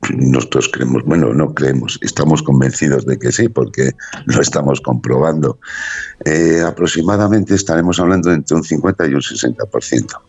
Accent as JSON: {"language": "Spanish", "town": "Sabando", "region": "Basque Country", "country": "Spain", "said": "un pueblo pequeñito de montaña, a una altitud de 800 metros, aquí en Álava"}